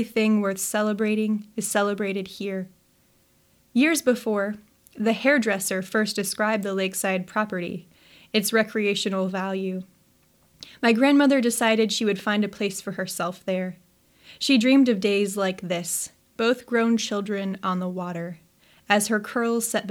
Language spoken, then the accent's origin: English; Nebraska, United States; moved away as an adult; now in Pacific Northwest, United States; when I come back to Nebraska